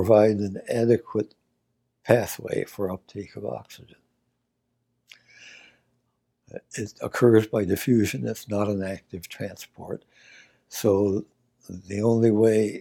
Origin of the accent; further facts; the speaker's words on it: Auburn, New York, United States; As a child, I was born in Auburn, New York, a wonderful place for a child to grow up.